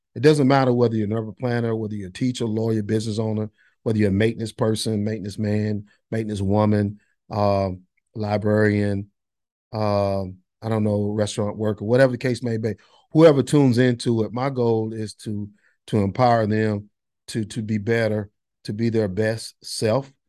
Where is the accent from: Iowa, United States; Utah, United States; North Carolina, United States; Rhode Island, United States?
North Carolina, United States; Monroe; also born or lived in Boone, North Carolina; now in Gastonia, United States; I grew up in Monroe, North Carolina, now live in Gastonia